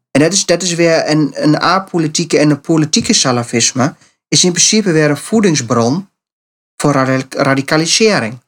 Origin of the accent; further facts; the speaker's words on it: Netherlands; wij eh, als Nederlanders